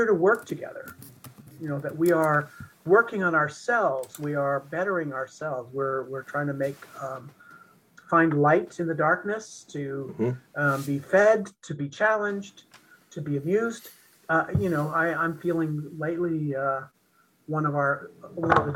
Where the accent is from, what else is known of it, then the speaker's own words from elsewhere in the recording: United States; growing up in Eisenhower, America, as a little gay boy